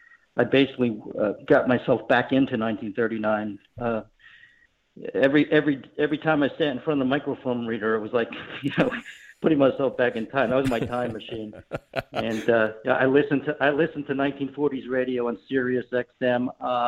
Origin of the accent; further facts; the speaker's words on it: Garfield, New Jersey, United States; I grew up in Garfield.